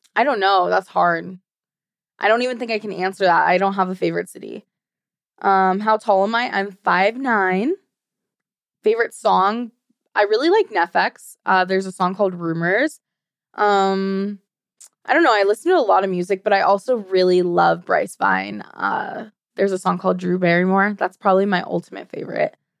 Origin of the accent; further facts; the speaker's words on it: Sweden; also born or lived in United States; now in Arizona, United States; I live in Arizona now, but I was partly raised in Sweden. So I'm, you, American and Swedish